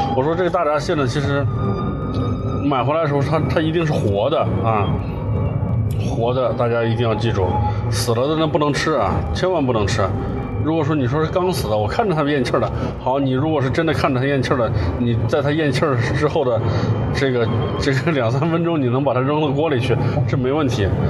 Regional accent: Northwest China, China; now in Suzhou, China; 我西北汉子

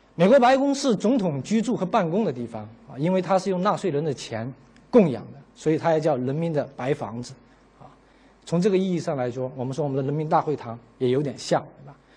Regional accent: China; 我们中国人，啊，我们是个差不多先生

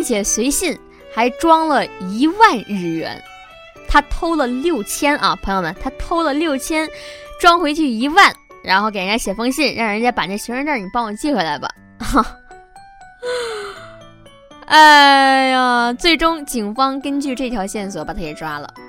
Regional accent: China; 我中国人

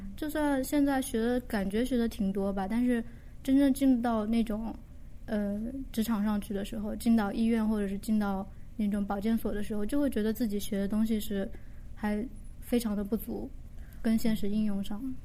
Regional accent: Jiangxi, China; now in Japan; 我是江西人，然后我是一，二零一零年来的日本，今年是第六年，然后前一年多是在语言学校，然后准备了一年的考试，上的现在的学校，今年是大四

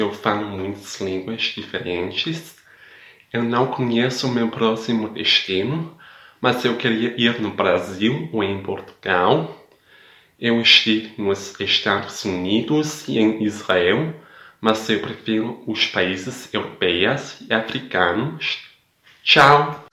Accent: Denmark; Portuguese is a second language; sou da Dinamarca

